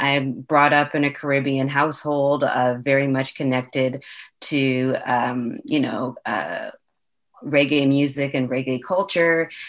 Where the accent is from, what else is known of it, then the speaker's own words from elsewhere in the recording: Toronto, Ontario, Canada; I'm from Toronto